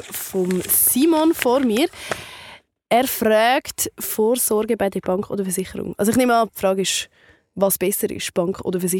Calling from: Zurich, Switzerland; ich komme aus Zürich

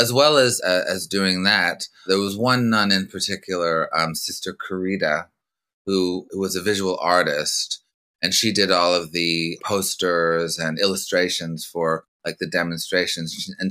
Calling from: Los Angeles, California, United States; I'm calling from Laurel Canyon, Los Angeles.

